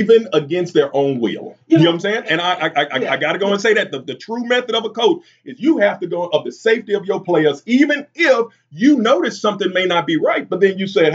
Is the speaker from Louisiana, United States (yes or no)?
yes; Boyce, Louisiana, United States; I'm from Boyce, Louisiana